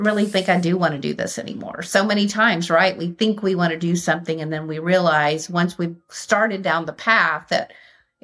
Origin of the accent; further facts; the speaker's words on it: Austin, Texas, United States; moved away as an adult; now in Atlanta, United States; I grew up in Austin and Texas